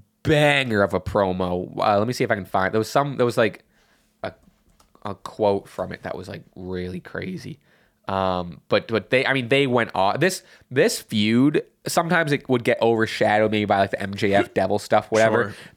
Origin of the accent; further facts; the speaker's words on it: Winnipeg, Manitoba, Canada; Winnipeg, you idiot.